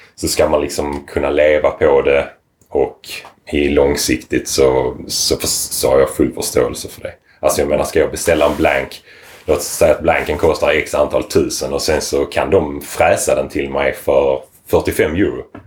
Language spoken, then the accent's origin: Swedish; Lomma, Skåne, Sweden; also born or lived in Lund; jag är född och uppvuxen i Lomma.